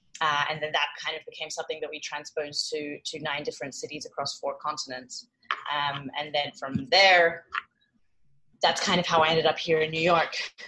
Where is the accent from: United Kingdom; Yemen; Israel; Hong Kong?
Hong Kong; also born or lived in Australia; So I was born in Hong Kong. My mother is Indian and my father is English. I was between Hong Kong and Australia for 15 years doing school